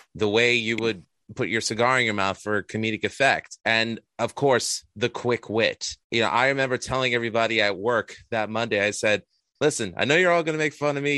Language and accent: English; New York City, New York, United States; I'm from Astoria, Queens, originally born and bred